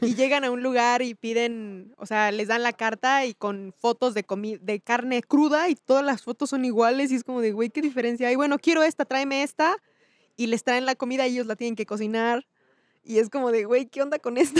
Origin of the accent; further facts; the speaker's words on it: Chiapas, Mexico; also born or lived in State of Mexico; vivíamos en el Estado de México, o sea, yo crecí en Chiapas